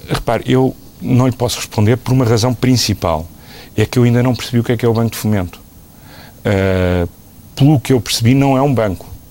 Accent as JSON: {"language": "Portuguese", "country": "Portugal", "said": "como português, como contribuinte"}